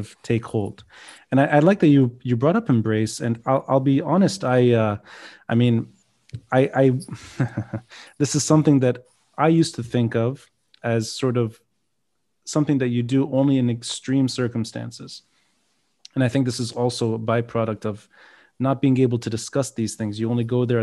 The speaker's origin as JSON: {"language": "English", "town": "Beirut", "region": "Beirut Governorate", "country": "Lebanon", "tie": "born or raised there", "said": "growing up in Beirut"}